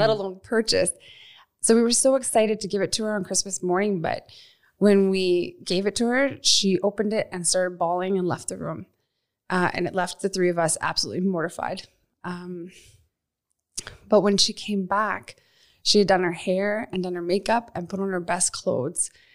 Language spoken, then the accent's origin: English; Nova Scotia, Canada; moved away as an adult; also born or lived in Ontario; now in Calgary, Canada; I was born in Ontario, And when I was eight, we moved out to Nova Scotia